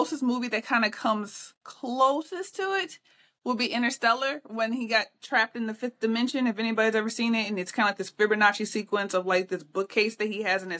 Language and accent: English; Midwest, United States; I'm a Midwesterner by birth, so I grew up in a portion of Tornado Alley